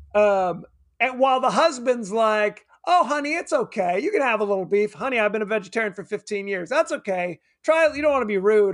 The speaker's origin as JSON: {"language": "English", "country": "United States", "said": "we're American"}